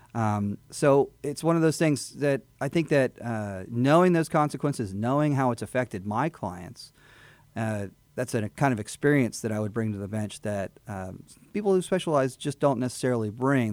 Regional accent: Houston, Texas, United States; also born or lived in Fort Bend County, Texas; now in Montgomery County, United States; I am from Texas, born in Houston, born in the medical center. And so I'm, I'm native to the area

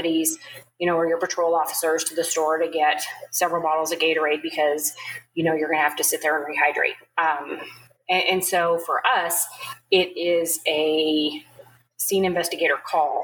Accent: Wyoming, United States; moved away; my home state of Wyoming

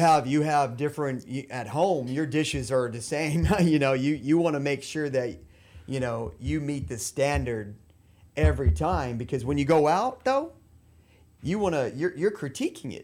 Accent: La Porte, Texas, United States; moved away as an adult; also born or lived in Mexico; now in Peru; I grew up in LaPorte

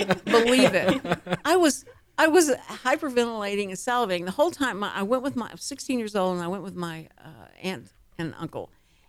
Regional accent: Texas, United States; because of an accent, because we're from Texas

